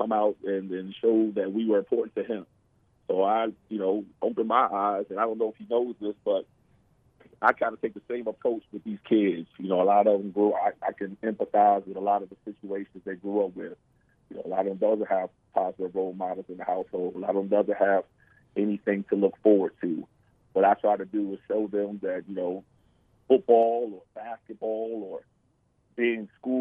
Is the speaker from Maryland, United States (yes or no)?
yes; Baltimore, Maryland, United States; Growing up in Baltimore, you know, especially growing up, the time we grew, you know, crack and drugs and everything was real prevalent